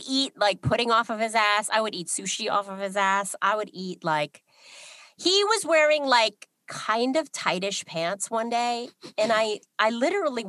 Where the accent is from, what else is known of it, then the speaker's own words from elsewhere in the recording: New York, United States; I'm from New York